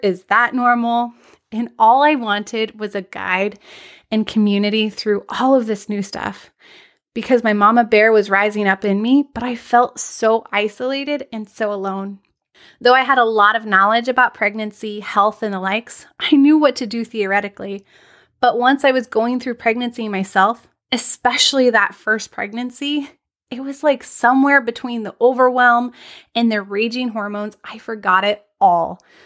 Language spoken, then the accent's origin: English; Anchorage, Alaska, United States; I'm tuning in from Anchorage, Alaska. I had the extreme privilege of growing up in one of the most wild and beautiful places in the world.